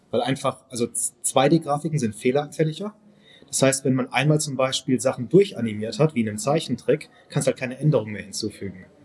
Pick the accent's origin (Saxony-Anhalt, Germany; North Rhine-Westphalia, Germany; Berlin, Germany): North Rhine-Westphalia, Germany; Velbert; now in Heidelberg, Germany; ich bin halt erstmal Heidelberger, das ist so der erste Punkt. Ich wohne da. {S0} Okay. Und, {S3} ähm, ich komme aus Felbert